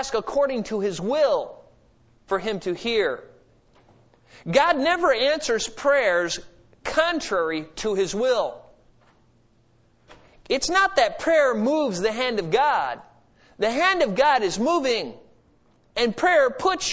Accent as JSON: {"language": "English", "country": "United States", "said": "I'm an American"}